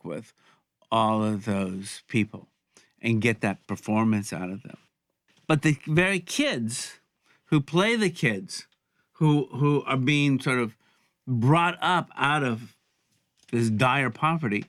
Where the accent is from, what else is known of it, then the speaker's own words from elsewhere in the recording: Alabama, United States; I grew up in Alabama